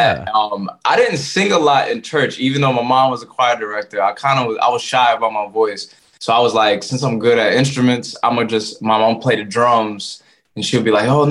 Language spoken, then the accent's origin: English; Voorhees, New Jersey, United States; also born or lived in Philadelphia; So I was born in Voorhees, New Jersey, raised in New Jersey pretty much. I live in Philly for some parts, but raised in Jersey.